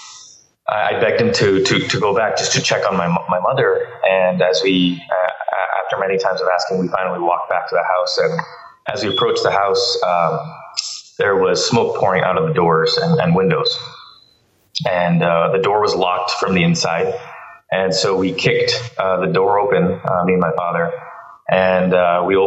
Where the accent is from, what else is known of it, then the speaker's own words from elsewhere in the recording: Bangalore, Karnataka, India; moved away; I was born in India, and that's a country of 1.2 billion people.